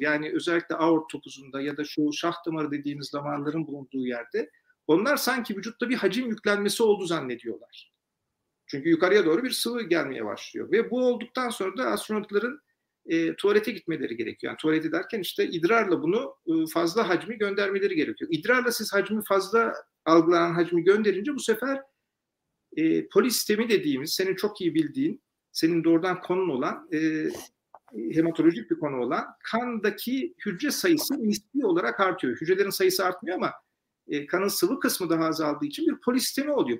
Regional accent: Turkey; Ben de tabii bir Türk olarak

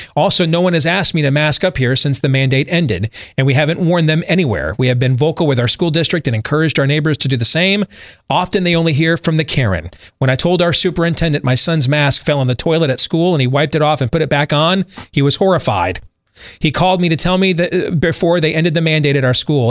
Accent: Michigan, United States; my home state of Michigan

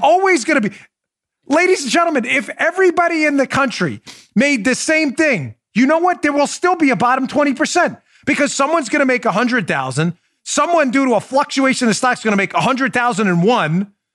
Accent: Florida, United States; my home state of Florida

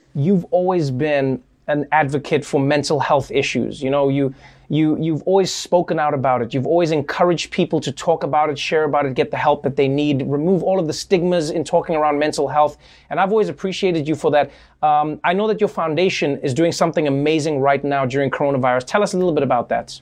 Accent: South Africa; moved away; I grew up in South Africa

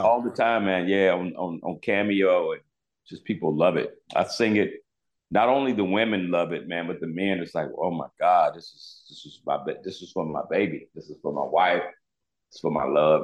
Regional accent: Charlotte, North Carolina, United States; I was from Charlotte, North Carolina

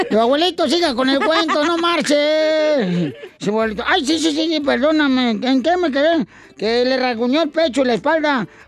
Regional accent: Honduras; now in United States; Soy de Honduras.

